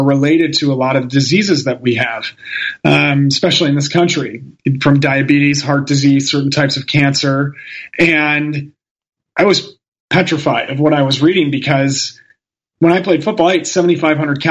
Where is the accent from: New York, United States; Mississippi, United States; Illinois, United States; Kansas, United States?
Illinois, United States; Chicago; I'm from Chicago. My family are all Italians